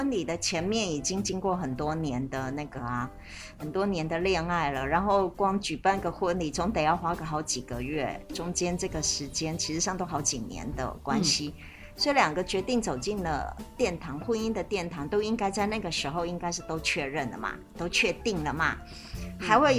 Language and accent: Chinese; China; 可是其实我们中国人的婚姻是没有这个询问的，对不对？